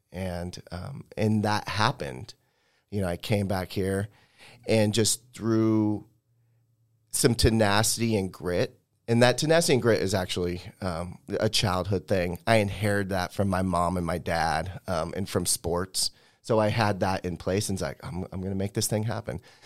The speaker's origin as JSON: {"language": "English", "town": "Spokane", "region": "Washington", "country": "United States", "tie": "born or raised there", "said": "this is my hometown"}